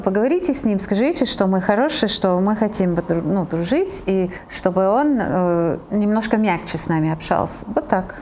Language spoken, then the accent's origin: Russian; Italy; now in Russia; я родилась в Италии